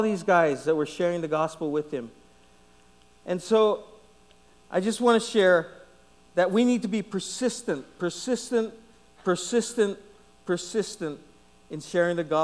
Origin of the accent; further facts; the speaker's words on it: Guam; I was from Guam. I was from Guam